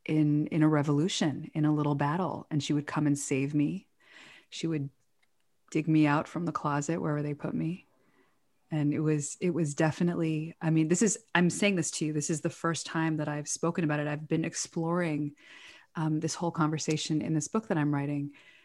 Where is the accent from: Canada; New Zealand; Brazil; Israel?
Israel; I had good friends growing up in Israel, but I was really a little bit of a loner growing up.